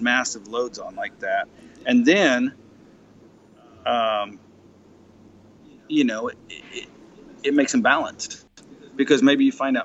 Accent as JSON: {"language": "English", "town": "Laurel", "region": "Mississippi", "country": "United States", "tie": "born or raised there", "said": "my hometown, which is here in Laurel, Mississippi"}